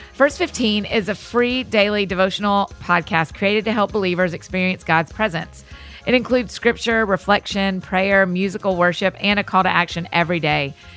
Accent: the South, United States; I grew up in the South

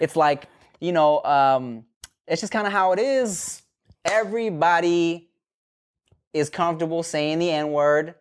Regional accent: Paramount, California, United States; growing up in Paramount, going, or, like, going to high school in Paramount

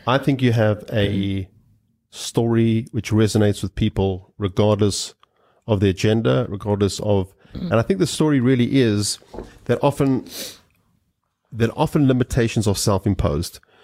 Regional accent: South Africa; growing up in South Africa.

